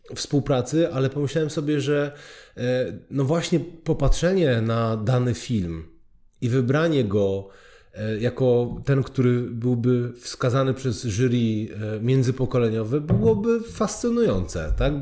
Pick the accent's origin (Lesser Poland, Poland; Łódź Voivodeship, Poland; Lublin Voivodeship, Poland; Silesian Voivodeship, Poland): Lesser Poland, Poland; Oświęcim; pochodzę z Oświęcimia